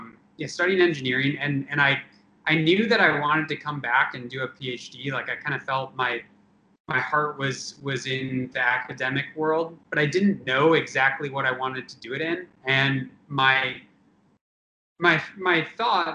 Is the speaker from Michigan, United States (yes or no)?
yes; Traverse City, Michigan, United States; I'm from Northern Michigan, from Traverse City.